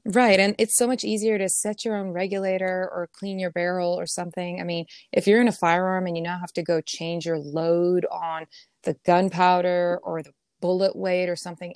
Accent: Pretoria, Gauteng, South Africa; moved away as an adult; also born or lived in Ohio, United States; now in Arizona, United States; I'm from Pretoria, so I'm from the the capital, basically, um, Pretoria, Johannesburg area

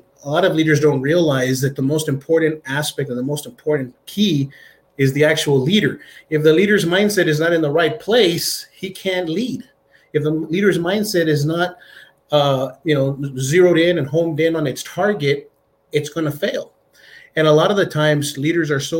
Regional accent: El Paso, Texas, United States; I was born and raised here in El Paso, poor side of town, wrong side of the tracks

